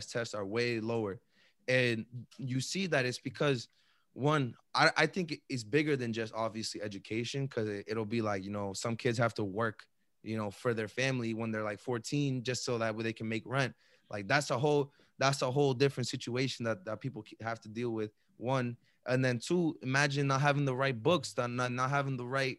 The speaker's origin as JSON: {"language": "English", "town": "Chelsea", "region": "Massachusetts", "country": "United States", "tie": "born or raised there", "said": "where we grew up in Chelsea"}